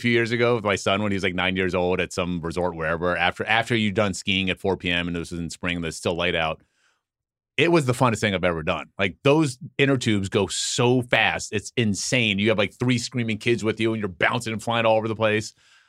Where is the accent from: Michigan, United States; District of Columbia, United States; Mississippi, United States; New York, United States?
District of Columbia, United States; Washington; moved away as an adult; also born or lived in San Diego / Berkeley; I grew up in Washington, D.C.